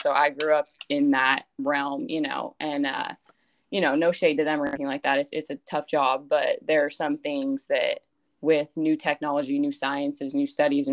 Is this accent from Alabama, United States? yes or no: no; Yorba Linda, California, United States; moved away as an adult; now in Fresno, United States; I'm from Yorba Linda, California, which is a little city right outside Anaheim, California, if you're familiar with that area. Born and raised there, grew up there my whole life